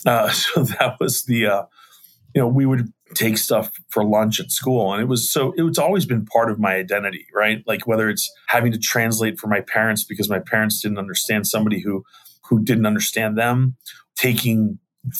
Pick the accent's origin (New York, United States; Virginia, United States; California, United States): Virginia, United States; Arlington; I was born and raised in Arlington, Virginia